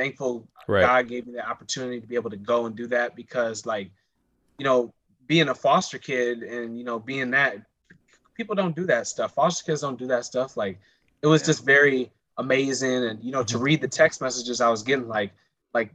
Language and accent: English; Chicago, Illinois, United States; also born or lived in Rockford, Illinois; growing up in Chicago and Rockford